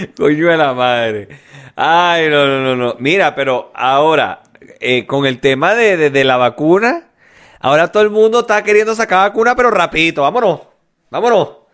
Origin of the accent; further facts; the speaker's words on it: Venezuela; now in Chile; Yo era el único venezolano en el hotel